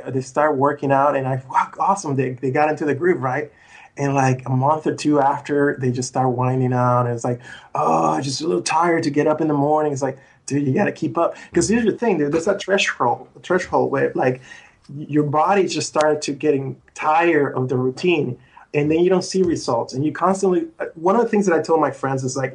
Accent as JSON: {"language": "English", "country": "Puerto Rico", "tie": "born or raised there", "moved": "yes", "lives_now": "United States", "said": "I was from Puerto Rico"}